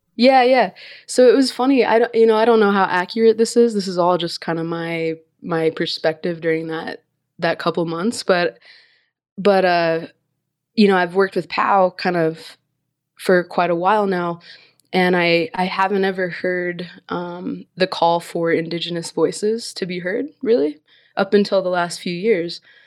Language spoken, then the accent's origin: English; Alaska, United States; I'm from Alaska